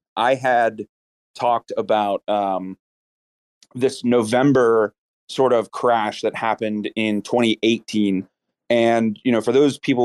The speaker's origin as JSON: {"language": "English", "country": "United States", "said": "we're American"}